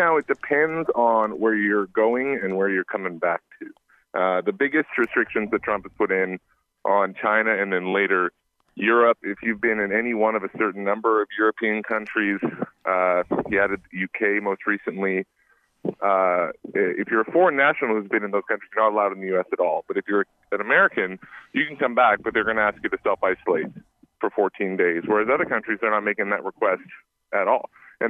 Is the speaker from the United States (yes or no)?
no; Canada; Well, yeah, and I'm Canadian, so I'm at the nexus of this one.